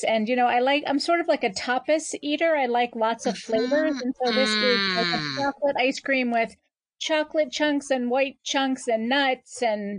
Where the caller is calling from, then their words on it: Boca Raton, Florida, United States; I am calling from Boca Raton, Florida.